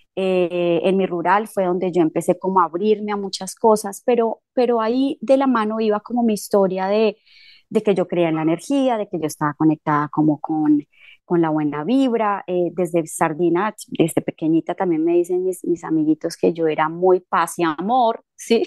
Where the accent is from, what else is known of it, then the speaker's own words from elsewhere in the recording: Líbano, Tolima, Colombia; moved away as an adult; also born or lived in Buenos Aires, Argentina / Uruguay; mi pueblo es fundado por eh, eh, una persona que fue quien trajo el primer encuentro espírita al, Líbano